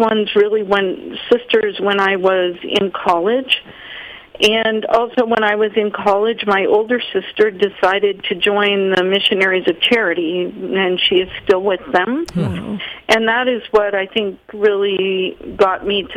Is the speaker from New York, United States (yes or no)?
no; Vermont, United States; also born or lived in California; I grew up in Vermont.